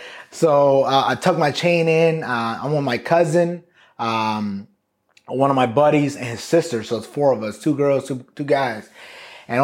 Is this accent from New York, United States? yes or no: yes; New York City, New York, United States; moved away as an adult; I'm from Brooklyn, New York.